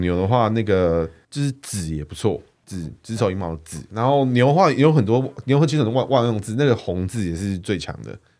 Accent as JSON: {"language": "Chinese", "town": "Chiayi", "region": "Chiayi County", "country": "Taiwan", "said": "火鸡。那个我们嘉义那边会涉猎。"}